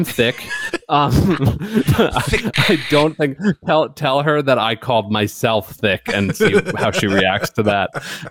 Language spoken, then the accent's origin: English; New York, United States; moved away as an adult; now in Southern US; I'm from New York. I'm respectful. I moved down there for the cooking and the Southern hospitality and the values